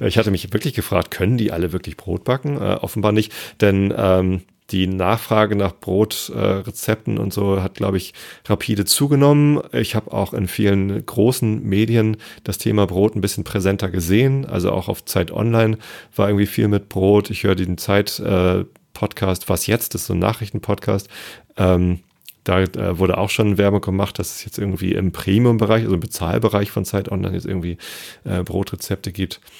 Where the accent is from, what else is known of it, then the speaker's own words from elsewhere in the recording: Hamburg, Germany; ich als Hamburger